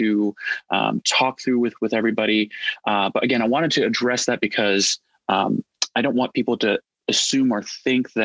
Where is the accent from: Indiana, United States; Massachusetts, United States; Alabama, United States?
Indiana, United States; also born or lived in Nebraska; I was born in Nebraska and raised in Indiana, so spent most of my life around corn, flatland, and being a Midwesterner.